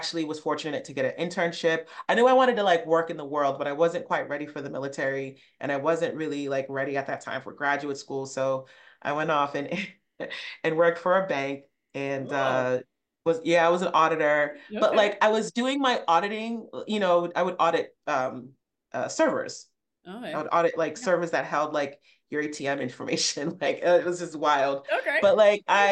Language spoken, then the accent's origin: English; Rhode Island, United States; moved away as an adult; also born or lived in Illinois; Rhode Island, much to what people may not know, if you've never been, like it's a pretty urban state.